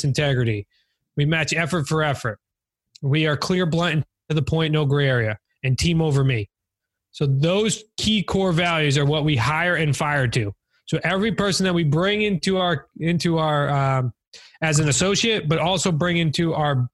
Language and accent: English; New England, United States; we're from New England